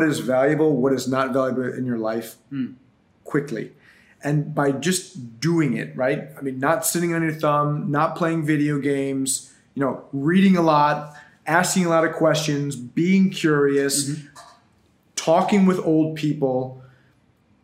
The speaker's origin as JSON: {"language": "English", "town": "Buffalo", "region": "New York", "country": "United States", "tie": "born or raised there", "moved": "as an adult", "lives_now": "South Florida, United States", "said": "In Buffalo, New York, born and raised."}